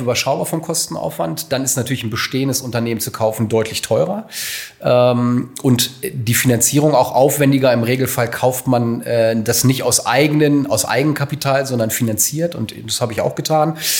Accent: Hanover, Lower Saxony, Germany; gebürtiger Hannoveraner

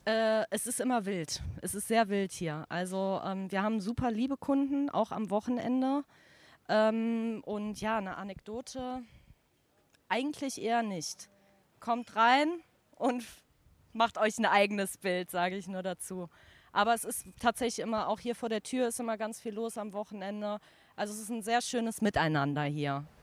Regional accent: Cologne, North Rhine-Westphalia, Germany; komme ursprünglich aus dem Belgischen mhm. und bin hier groß geworden

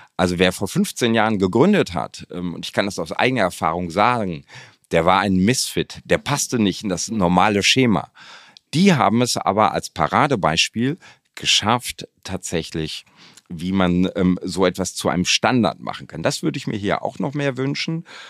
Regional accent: Hamm, North Rhine-Westphalia, Germany; moved away as an adult; also born or lived in Dortmund; now in Düsseldorf, Germany; ich bin Westfale von Hause aus, ich bin gebürtiger Dortmunder, in Hamm groß geworden

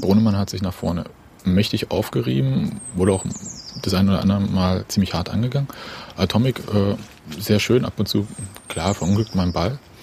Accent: Berlin, Germany; wir sind Berliner, wir sagen Ede

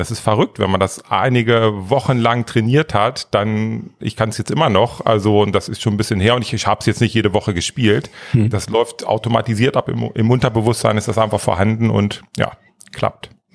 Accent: small village near Northeim, Lower Saxony, Germany; Also ich bin in einem ganz, ganz kleinen Dorf aufgewachsen. Das ist so 20 Kilometer nördlich von Nordheim, Wiershausen und 130 Einwohner

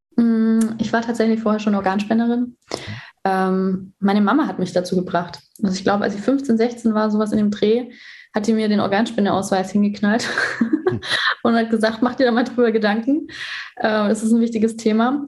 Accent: Germany; bei uns in Deutschland

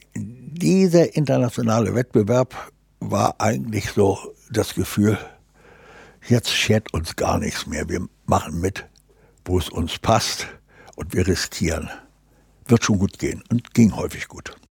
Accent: Gdańsk, Pomeranian Voivodeship, Poland; also born or lived in Braunschweig; now in Hamburg, Germany; ich bin in Danzig im Hafen groß geworden

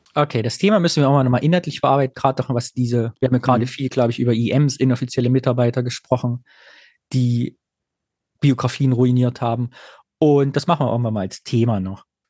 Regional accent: Greußen, Thuringia, Germany; mein Vater erzählt die Geschichte immer, dass er bei uns in Greußen mal in der Fleischerei war

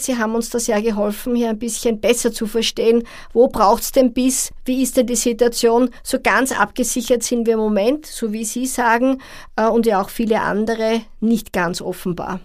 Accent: Austria; bei uns in Österreich

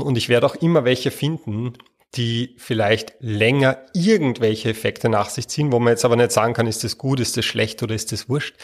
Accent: Austria; bei uns in Österreich

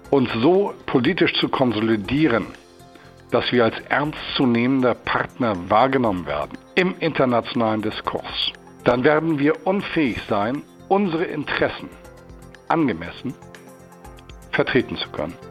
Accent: Worpswede, Lower Saxony, Germany; bei uns in Worpswede, wo ich herkomme

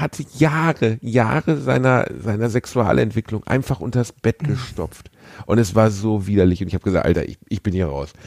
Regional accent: North Rhine-Westphalia, Germany; ich bin Westfale

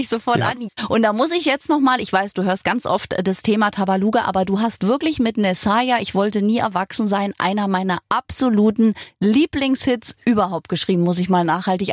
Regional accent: Berlin, Germany; ich bin in Berlin geboren, wohne immer noch hier

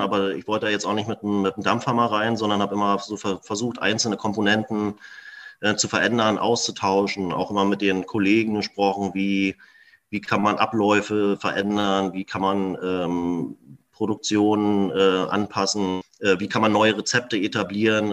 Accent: Berlin, Germany; moved away as an adult; now in Bohmstedt, Germany; ich bin ja in Berlin ähm, geboren, groß geworden, zur Schule gegangen

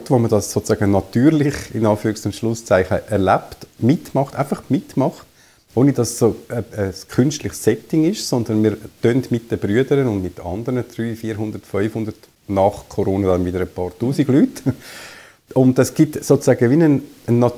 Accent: Zurich, Switzerland; Ich bin aufgewachsen im Zürich Unterland, dort auch in die Schule gegangen und habe dann studiert in Basel, in Los Angeles und Zürich.

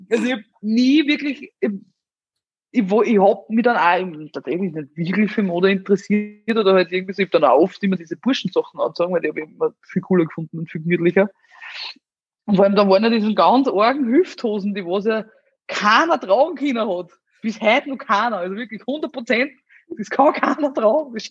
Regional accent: Amstetten, Lower Austria, Austria; Ich bin ja aus Amstetten, da gibt's äh, die Stadthalle und da es ein Restaurant drinnen und das haben damals meine Großeltern geführt

